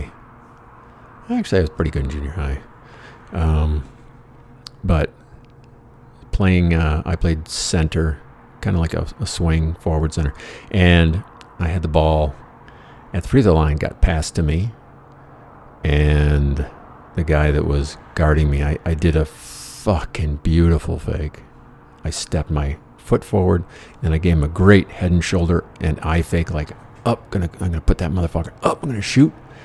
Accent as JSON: {"language": "English", "region": "Michigan", "country": "United States", "tie": "born or raised there", "moved": "yes", "said": "there wasn't a hell of a lot of money in my hometown"}